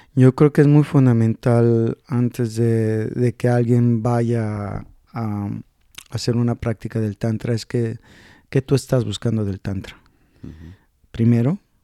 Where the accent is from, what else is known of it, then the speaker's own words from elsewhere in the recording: Mexico; yo soy de México